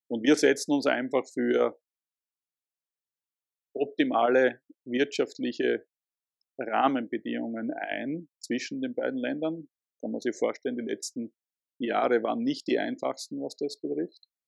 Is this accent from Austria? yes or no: yes; Krems, Lower Austria, Austria; ich bin kein Wiener, ich wohne in Krems äh, und pendle, wenn ich ins Büro fahre, jeden Tag herein ich mache das deswegen, weil es erstens meine Heimatstadt ist